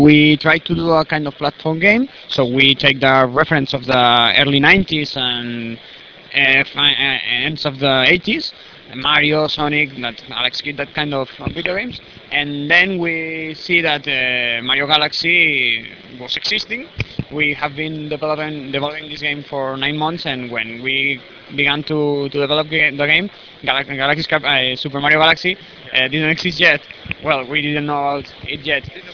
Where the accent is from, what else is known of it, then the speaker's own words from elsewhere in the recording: Barcelona, Catalonia, Spain; from Spain, Barcelona